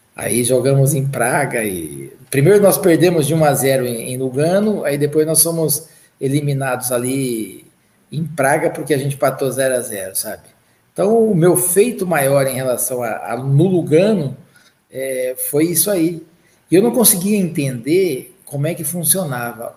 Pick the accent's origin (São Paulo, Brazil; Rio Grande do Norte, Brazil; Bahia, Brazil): São Paulo, Brazil; Andradina; moved away; Eu saí de Andradina, interior de São Paulo